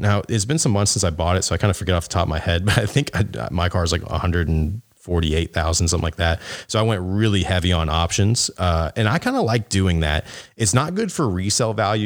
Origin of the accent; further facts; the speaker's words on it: the South, United States; I'm from the South where everyone has jacked up trucks